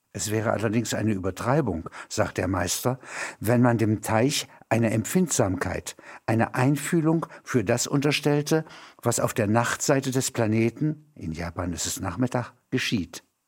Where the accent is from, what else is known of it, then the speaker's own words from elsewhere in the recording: Halberstadt, Saxony-Anhalt, Germany; In meiner Heimatstadt Halberstadt